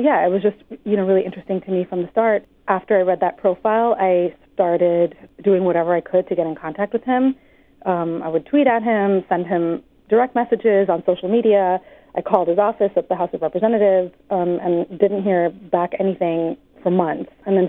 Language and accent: English; Los Angeles, California, United States; also born or lived in Mumbai, India; I am not from St. Louis. I'm from Los Angeles and Mumbai.